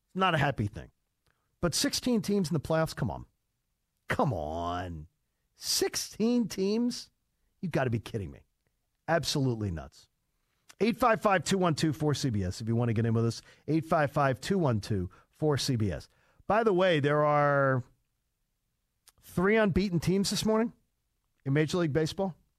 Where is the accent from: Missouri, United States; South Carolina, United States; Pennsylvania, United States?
Pennsylvania, United States; Delaware County; I'm from Delaware County, which is exactly where Upper Darby is